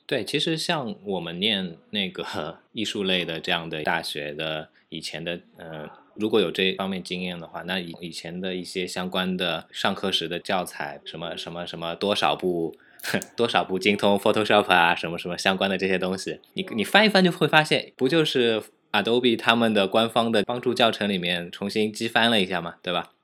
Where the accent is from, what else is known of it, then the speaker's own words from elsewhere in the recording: China; 我们中国人